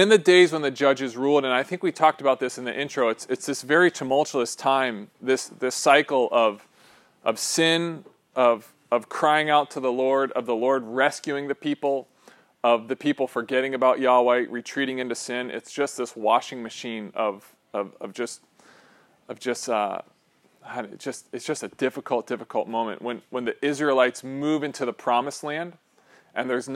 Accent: Pennsylvania, United States; moved away; this is from my home state.

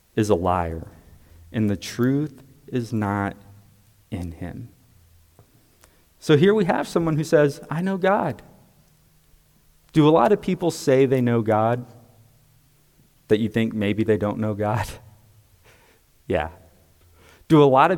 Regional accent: United States; I'm also an American because I'm a citizen of the United States.

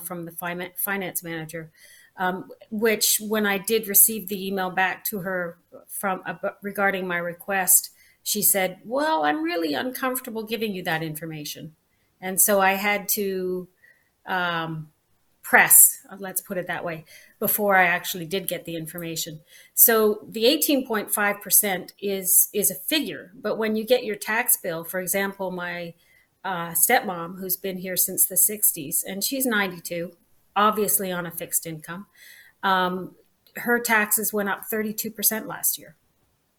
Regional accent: Nanaimo, British Columbia, Canada; moved away as an adult; I was born here. My father was born here. And it's 3 generations we've been in Nanaimo

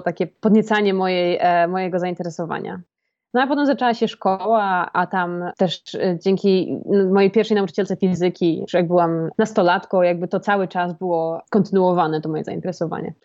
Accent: Poland

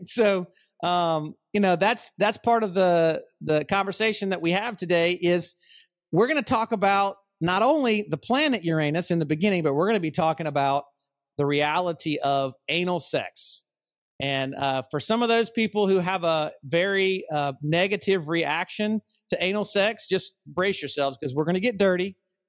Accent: Huntsville, Alabama, United States; I grew up in Huntsville, Alabama. I went to space camp when I was in fifth grade.

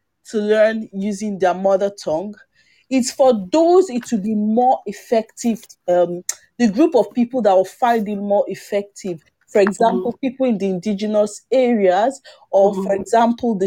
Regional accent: Igbo, Igboland, Nigeria; first language Igbo; English is a second language; I'm Igbo

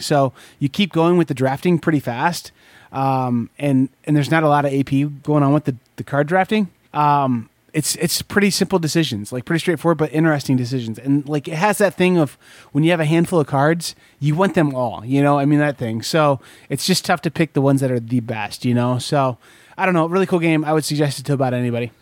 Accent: Corn Belt, United States; moved away; I grew up here in the Corn Belt, but I live here in the Bible Belt still.

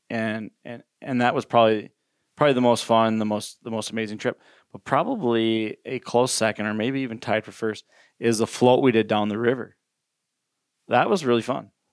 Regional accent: Minnesota, United States; I grew up fishing in Minnesota, natural lakes, and on the river

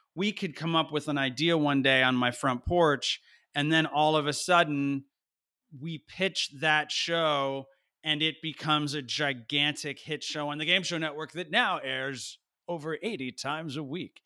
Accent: New Jersey, United States; I was a kid from Nowheresville, New Jersey

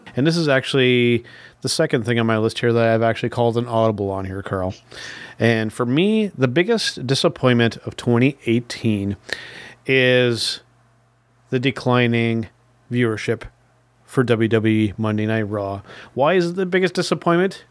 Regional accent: Canada; as a Canadian wrestling fan

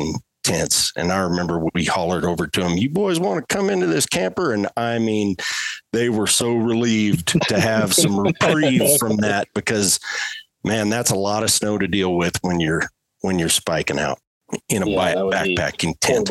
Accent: Colorado, United States; that's my home state

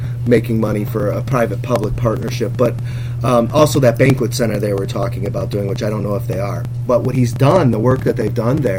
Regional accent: North County, Indiana, United States; we're from North County

